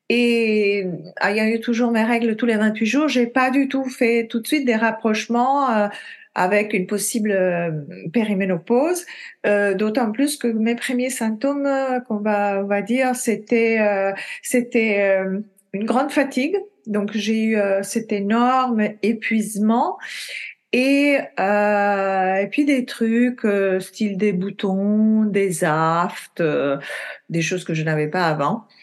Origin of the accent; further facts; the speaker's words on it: Italy; now in France; euh, je suis italienne d'origine. J'ai vécu dans beaucoup de pays